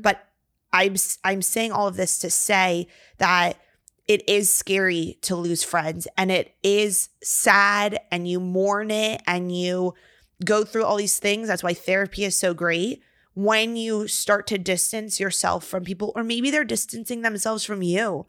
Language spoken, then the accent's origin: English; Virginia, United States; moved away as an adult; now in Texas, United States; we're from Virginia